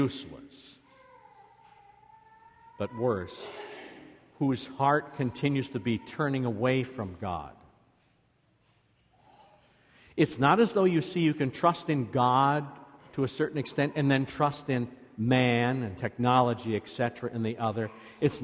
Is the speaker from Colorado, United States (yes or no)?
no; Iowa, United States; now in Michigan, United States; Where I grew up in Iowa